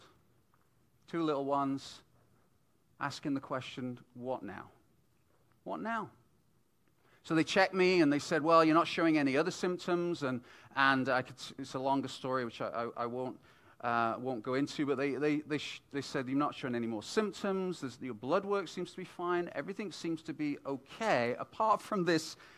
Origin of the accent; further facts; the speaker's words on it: United Kingdom; moved away as an adult; also born or lived in Vancouver, Canada; as a British family coming into Canada